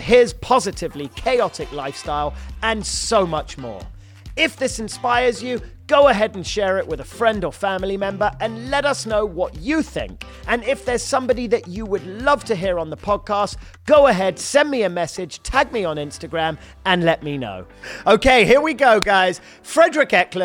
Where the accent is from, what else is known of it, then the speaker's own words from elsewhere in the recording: London, United Kingdom; moved away as an adult; now in Los Angeles, United States; I'm from London, born and raised, and I've been in L.A. 16 years